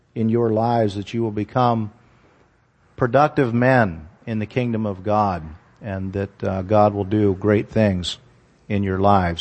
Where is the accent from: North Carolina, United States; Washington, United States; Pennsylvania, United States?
Pennsylvania, United States; Hollidaysburg; I grew up in Hollidaysburg, Pennsylvania, which is just, um, outside of Altoona